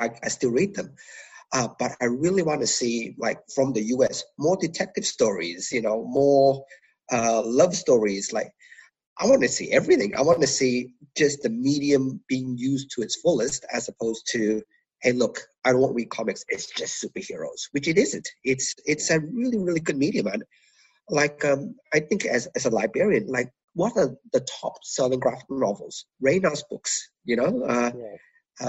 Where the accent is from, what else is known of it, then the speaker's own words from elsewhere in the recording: Malaysia; moved away; I was originally from Malaysia